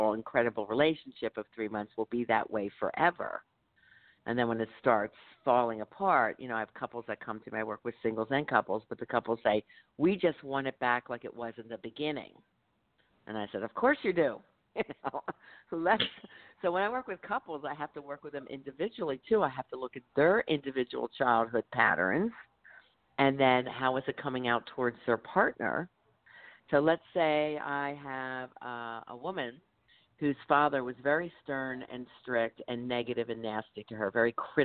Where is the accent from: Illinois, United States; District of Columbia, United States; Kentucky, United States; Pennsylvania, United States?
Pennsylvania, United States; Philadelphia; I'm from Philly. I'm a Philly girl